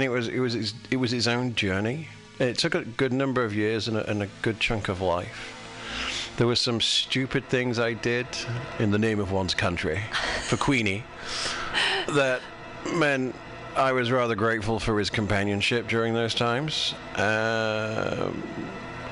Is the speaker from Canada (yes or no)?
no; United Kingdom; I'm British